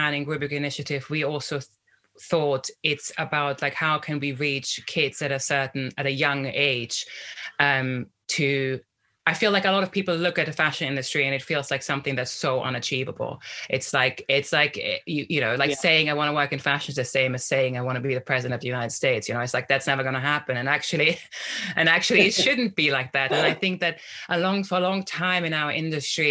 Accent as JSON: {"language": "English", "country": "Austria", "tie": "born or raised there", "moved": "yes", "said": "I grew up in Austria"}